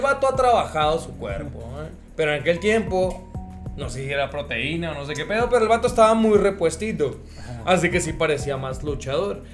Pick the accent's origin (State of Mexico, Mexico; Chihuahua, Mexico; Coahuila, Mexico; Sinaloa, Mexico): Chihuahua, Mexico; Ciudad Juárez; somos de Juárez